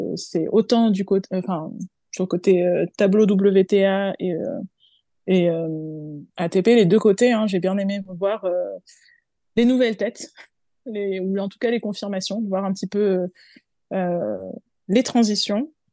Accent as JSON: {"language": "French", "country": "France", "said": "en tant que Française"}